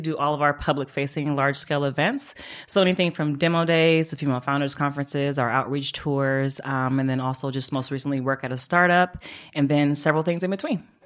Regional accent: Oakland, California, United States; also born or lived in Atlanta; I moved back from Atlanta home to Oakland.

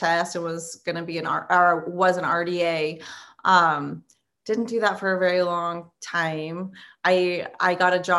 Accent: San Diego, California, United States; moved away as an adult; now in Yuma, United States; So I'm originally from San Diego, born and raised

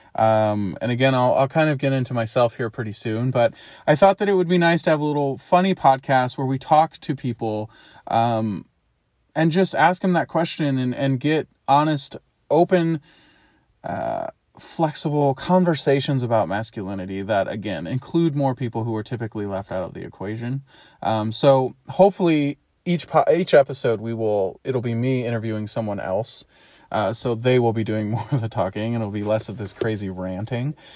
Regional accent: St. Louis, Missouri, United States; I am from Saint Louis, Missouri. I've grown up in and around that area my whole life

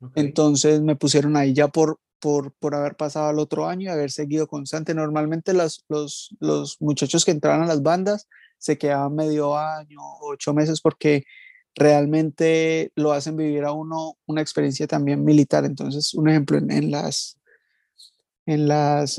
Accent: Villavicencio, Meta, Colombia; also born or lived in Palmira, Valle del Cauca; now in London, United Kingdom; yo soy de, del Valle, de Palmira, pero me crié en ah, Villavicencio

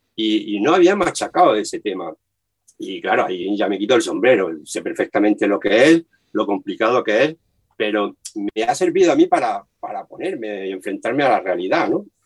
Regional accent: Dúrcal, Andalusia, Spain; also born or lived in Granada; Yo soy de Durcal y empecé en la banda de Durcal tocando la caja

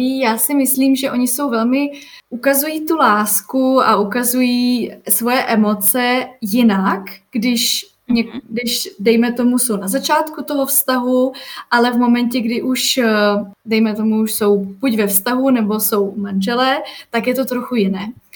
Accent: Czechia

